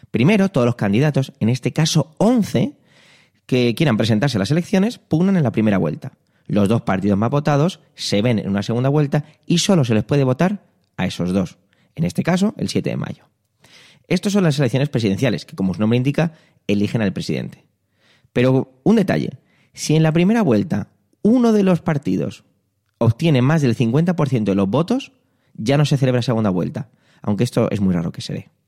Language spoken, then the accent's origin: Spanish; Strasbourg, Grand Est, France; born there; Pues sí, yo nací en Francia, más concretamente en Estrasburgo.